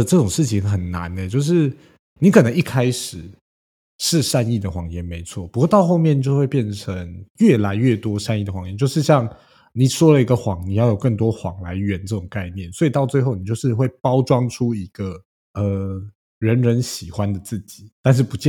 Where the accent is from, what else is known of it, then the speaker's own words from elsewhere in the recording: China; 其实我是中国人，我挺饿。